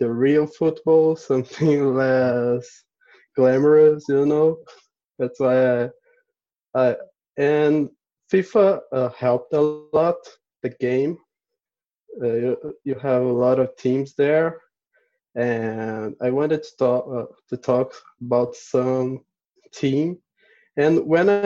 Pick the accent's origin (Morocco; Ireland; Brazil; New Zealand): Brazil; Santa Maria, Rio Grande do Sul; I'm from Santa Maria. It's a small town here in Brazil